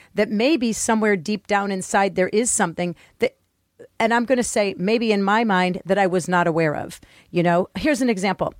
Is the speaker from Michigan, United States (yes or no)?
yes; Detroit, Michigan, United States; I grew up in Detroit in a school that was, my middle school was, you know, majority black.